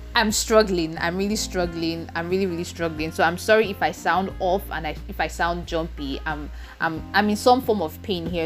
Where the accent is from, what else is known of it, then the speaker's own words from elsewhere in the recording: Nigeria; I live in Nigeria and I am from Nigeria